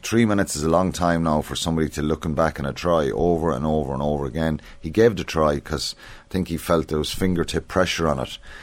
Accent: Ireland; as Irish people

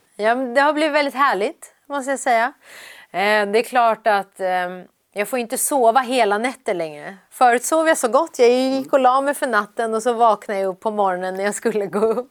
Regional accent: Sweden; also born or lived in Iran; jag var ju så, så pass liten när vi kom till Sverige, så Sverige är ju mitt hemland

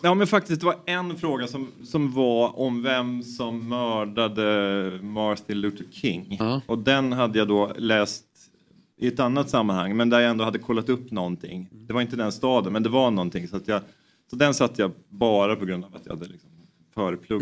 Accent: Knivsta, Uppsala County, Sweden; Jag är uppväxt i Knivsta då, utanför Uppsala

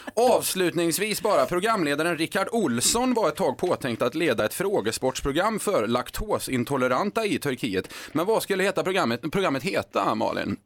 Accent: Skara, Västra Götaland, Sweden; Skara där jag kommer ifrån

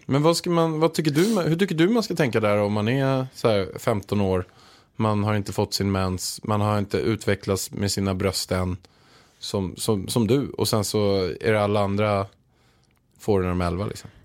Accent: Småland, Sweden; moved away; jag kommer egentligen från Småland

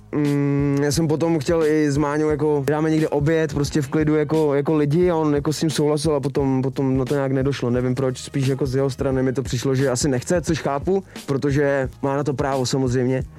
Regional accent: Czechia; u nás v Čechách

